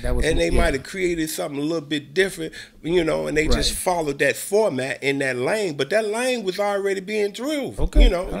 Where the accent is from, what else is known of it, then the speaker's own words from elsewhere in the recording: Chicago, Illinois, United States; Actually, I'm from the Ickies, the 22nd.